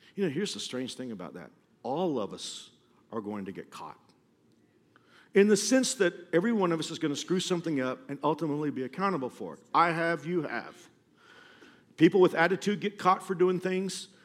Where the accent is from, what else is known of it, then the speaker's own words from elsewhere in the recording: Texas, United States; When I was a kid growing up in Texas